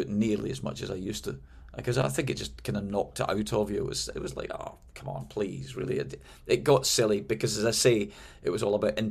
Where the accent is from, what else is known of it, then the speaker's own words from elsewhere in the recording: Glasgow, Scotland, United Kingdom; moved away as an adult; also born or lived in London; now in United States; I moved from Glasgow, my hometown, to London.